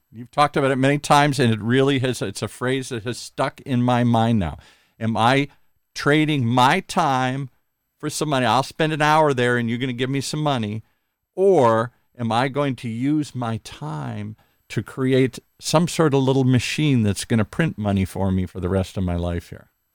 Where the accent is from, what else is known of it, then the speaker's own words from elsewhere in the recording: Midwest, United States; I grew up in the Midwest